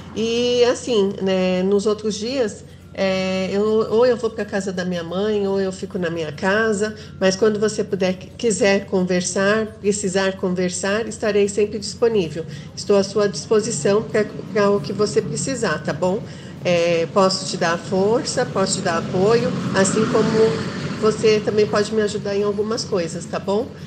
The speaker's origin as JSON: {"language": "Portuguese", "region": "São Paulo", "country": "Brazil", "said": "Eu também sou aqui de São Paulo, sou da zona leste da capital"}